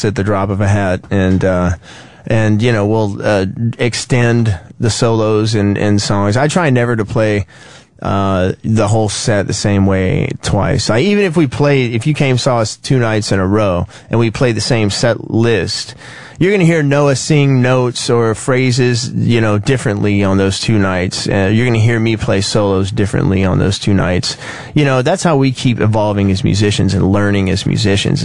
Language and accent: English; Louisiana, United States; I'm from Louisiana. Grew up around the blues.